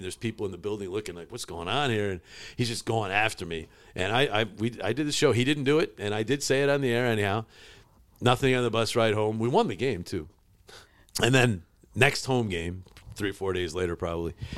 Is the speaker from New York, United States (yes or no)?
yes; Utica, New York, United States; also born or lived in Cortland, New York / Syracuse, New York; I was born in Cortland, but my family moved to Utica when I was like six months. So I basically was born and raised in, in Utica